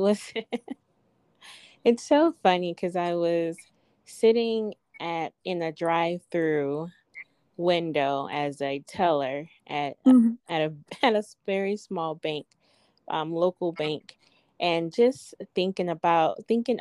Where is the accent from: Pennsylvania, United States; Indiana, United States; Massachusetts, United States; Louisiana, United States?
Louisiana, United States; moved away as an adult; now in Hobbs, United States; I'm originally from Louisiana. I'm very much so a Southerner